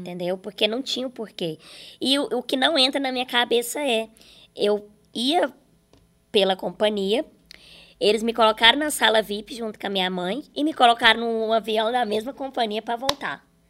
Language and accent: Portuguese; Araxá, Minas Gerais, Brazil; moved away; quando eu vou para Araxá, Minas Gerais, é onde eu consigo viver mais, assim. Porque ali as pessoas me conhecem, mas é de onde eu nasci